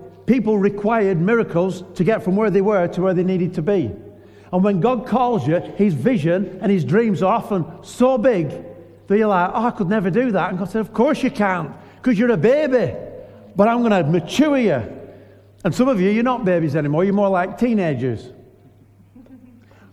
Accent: Lancashire, North West England, United Kingdom; moved away as an adult; now in York, United Kingdom; I'm just a normal bloke from Lancashire

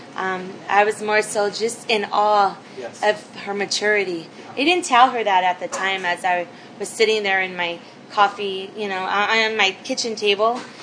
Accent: Los Angeles, California, United States; I grew up here in Boyle Heights.

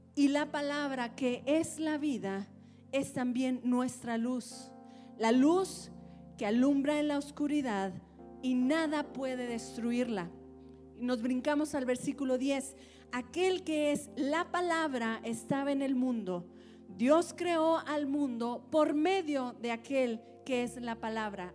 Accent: Antioquia, Colombia; moved away; yo crecí en Antioquía, de hecho, no, no, no nací, pero crecí en Antioquía

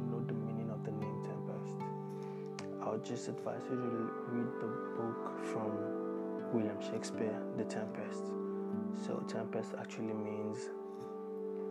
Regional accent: Nigeria; moved away as an adult; now in Australia; growing up as African, as a Nigerian rather

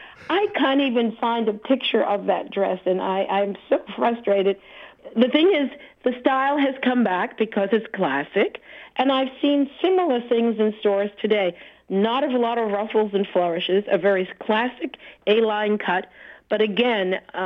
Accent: Washington, District of Columbia, United States; also born or lived in Boston; growing up in the Washington, D.C. area after I left Boston

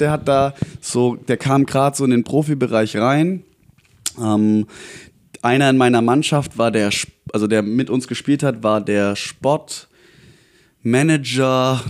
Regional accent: near Aalen, Baden-Württemberg, Germany; moved away as an adult; also born or lived in Berlin / Jena; now in Frankfurt, Germany; dann in die Kleinstadt Richtung Aalen gezogen mit meiner Mama. Äh, dort aufgewachsen

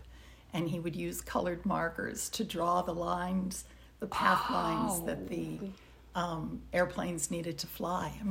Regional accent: Bloomington, Minnesota, United States; moved away as an adult; also born or lived in Michigan; I was born in Minneapolis, Minnesota.

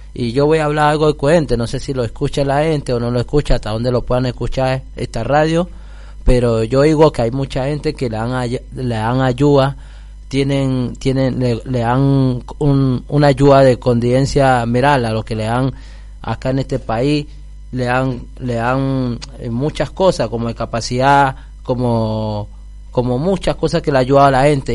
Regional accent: Colombia; now in Argentina

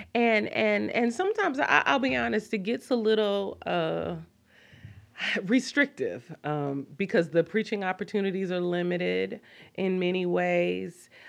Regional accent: Kansas City, United States; moved away; also born or lived in Washington, D.C.; growing up in Kansas City, I did not go to a church that affirmed women

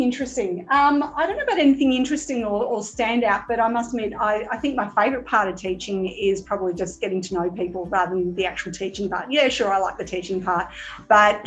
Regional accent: Melbourne, Victoria, Australia; I grew up in Mount Waverley, so sort of east, southeastern suburbs

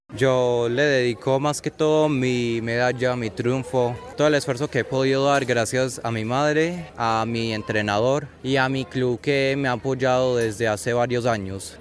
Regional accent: Antioquia, Colombia; estoy representando a mi tierra que yo amo mucho, que yo siento propia

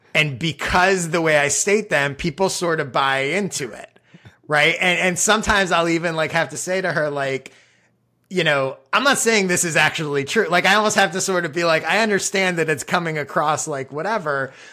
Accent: Chicago, Illinois, United States; I grew up in Chicago

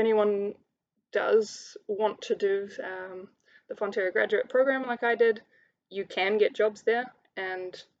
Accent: Hamilton, Waikato, New Zealand; moved away as an adult; also born or lived in Palmerston North; it was quite important not to study in my hometown.

